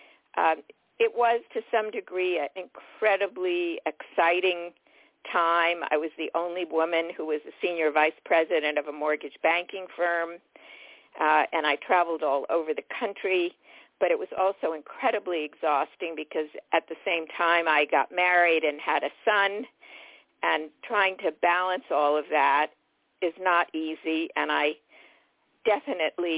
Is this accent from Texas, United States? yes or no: no; New York City, New York, United States; I was born in New York City. And my parents made the decision to move to the suburbs